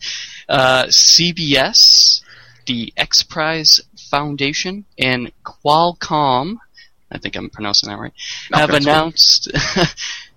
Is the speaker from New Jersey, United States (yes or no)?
no; Boston, Massachusetts, United States; my hometown of South Boston, Massachusetts.